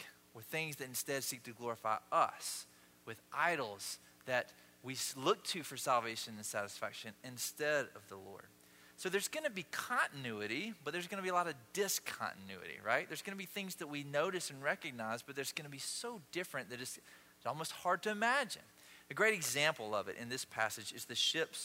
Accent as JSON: {"language": "English", "town": "Osceola", "region": "Georgia", "country": "United States", "tie": "born or raised there", "moved": "yes", "said": "we did parades growing up in Osceola, Georgia"}